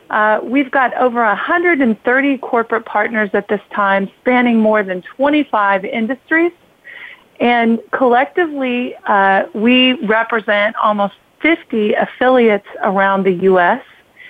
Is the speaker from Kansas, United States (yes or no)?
yes; Kansas, United States; moved away as an adult; Well, I grew up in a rural community in Kansas